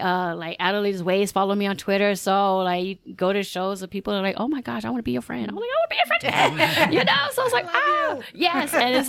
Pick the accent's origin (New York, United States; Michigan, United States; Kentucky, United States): New York, United States; New York City; moved away as an adult; now in El Paso, United States; I am originally from Brooklyn, New York.